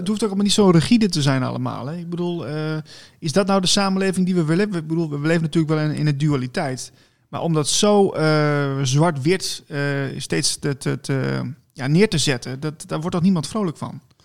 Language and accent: Dutch; Netherlands; als Nederlanders zijn eerder van we gaan de barricades op